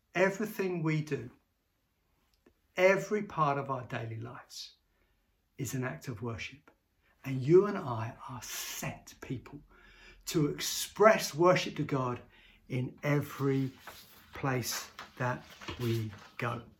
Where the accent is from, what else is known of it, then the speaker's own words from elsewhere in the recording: Bedford, East of England, United Kingdom; I grew up in Bedford and, uh, uh, and was lived in Bedford for many years and went to school all through Bedford